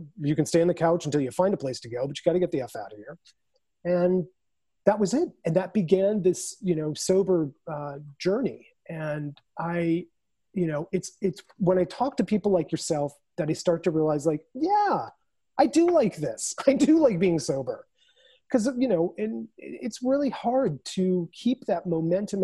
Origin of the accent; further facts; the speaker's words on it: Naperville, Illinois, United States; moved away; our hometown of Naperville where I was staying with my mother